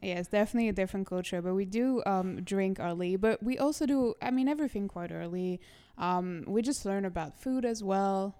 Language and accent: English; Toulouse, Occitania, France; moved away as an adult; also born or lived in Lyon / Paris / Miami; now in New York, United States; I was born in Toulouse, France